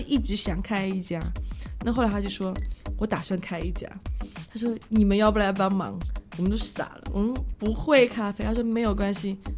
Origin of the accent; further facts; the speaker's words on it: China; moved away; also born or lived in Brisbane, Australia; 我就中国人